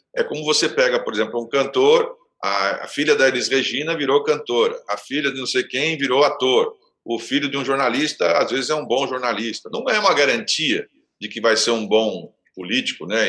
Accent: Santos, São Paulo, Brazil; eu sou de Santos

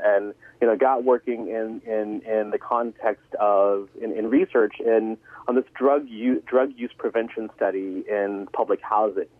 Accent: Atlanta, Georgia, United States; moved away as an adult; also born or lived in New Hampshire; now in Connecticut, United States; I was re- originally from Atlanta

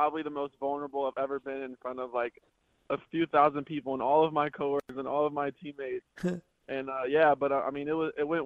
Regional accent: the South, United States; accent: twang; now in Minnesota, United States; I am from the South. So a lot of people up here think, you know, I have a little bit of a twang to me

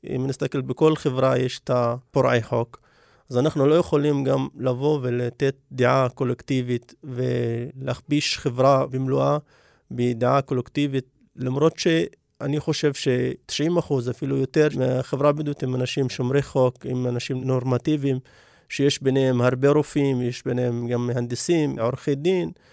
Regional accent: Negev, Southern District, Israel; אני מגיע מכפר לא מוכר, כפר שגובל בדיוק בגבולות של אה, כפר מוכר, יישוב קבע שנקרא אבו קרינת

